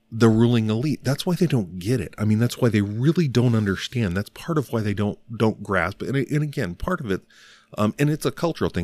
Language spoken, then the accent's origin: English; Northern Alabama, United States; I was born in Northern Alabama